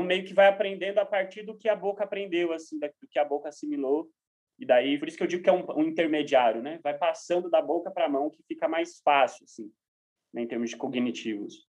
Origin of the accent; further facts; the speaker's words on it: Brazil; como brasileiros